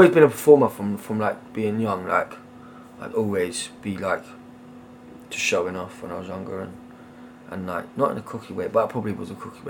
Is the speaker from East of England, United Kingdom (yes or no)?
yes; Bedford, East of England, United Kingdom; also born or lived in London; I grew up in Bedford.